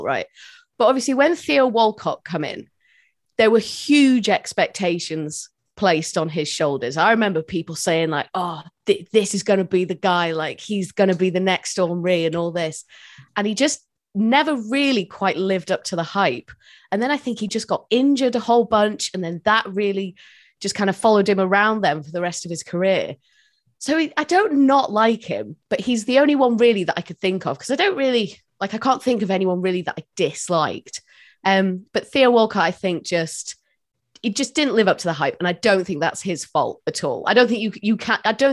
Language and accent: English; North Wales, United Kingdom; now in Liverpool, United Kingdom; I'm from North Wales originally.